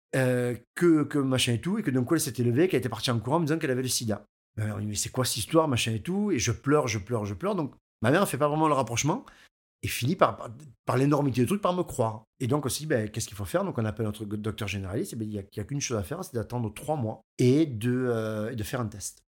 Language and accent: French; Aigues-Mortes, Occitania, France; je suis d'Aigues-Mortes, je suis un local